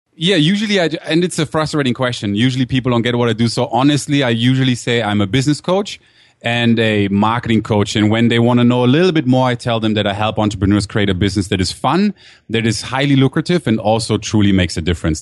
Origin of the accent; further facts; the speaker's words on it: Germany; moved away as an adult; also born or lived in Durham, North Carolina, United States; now in San Diego, United States; I was born actually in Durham, North Carolina, and grew up in Germany